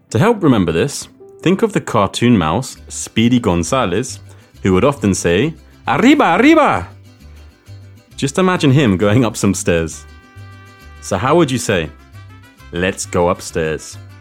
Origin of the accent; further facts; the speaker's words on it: London, United Kingdom; soy de Londres